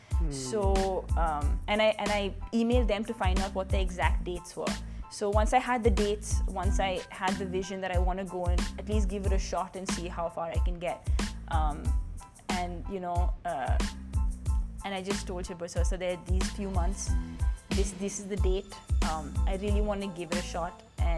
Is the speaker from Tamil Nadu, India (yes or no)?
no; Punjab, India; And I feel like in my very core, I am very Indian, very desi.